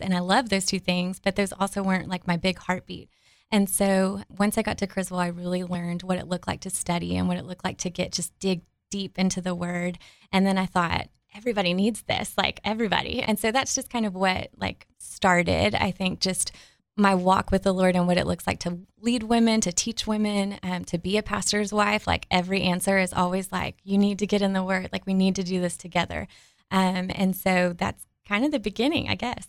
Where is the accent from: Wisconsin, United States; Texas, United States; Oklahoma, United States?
Texas, United States; Dallas; accent: Southern drawl; moved away as an adult; now in Arkansas, United States; So I am from the Dallas area, born and raised, and so I'm a Texan, um, with the Yalls and the Southern Draw